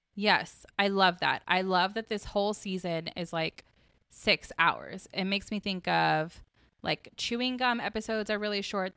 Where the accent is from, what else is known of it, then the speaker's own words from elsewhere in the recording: Atlanta, Georgia, United States; I grew up in Atlanta in Southern, like, battle of the bands culture